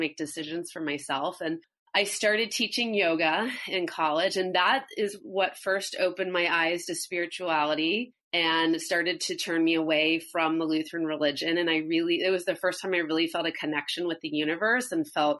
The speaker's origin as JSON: {"language": "English", "town": "St. Louis", "region": "Missouri", "country": "United States", "tie": "born or raised there", "said": "I grew up in St. Louis, Missouri, in the Midwest"}